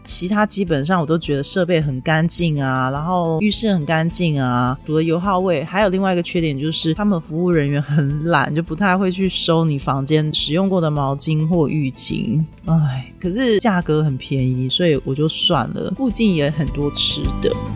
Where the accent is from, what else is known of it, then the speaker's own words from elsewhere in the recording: Taiwan; “你从哪里来的？”我说：“台湾。”